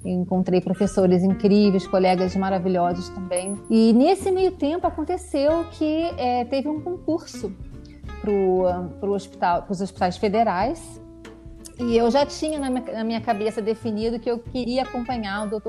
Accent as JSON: {"language": "Portuguese", "region": "Rio de Janeiro", "country": "Brazil", "moved": "as an adult", "lives_now": "Värnamo, Sweden", "said": "eu sou carioca, é, estudei, fiz medicina é, na UERJ"}